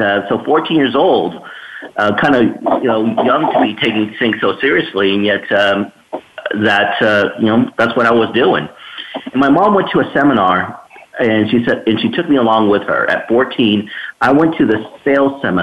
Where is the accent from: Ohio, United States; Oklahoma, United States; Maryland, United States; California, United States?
California, United States; Escondido; I grew up in Escondido, San Diego area.